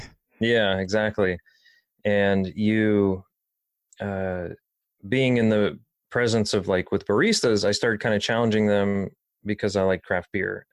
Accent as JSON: {"language": "English", "town": "Dayton", "region": "Ohio", "country": "United States", "tie": "born or raised there", "also_born_or_lived": "Pasadena, California", "said": "I think I was three years old when I moved to Ohio 'cause I was born in Pasadena, uh, California. Um, but being in Dayton kinda always resonated with me"}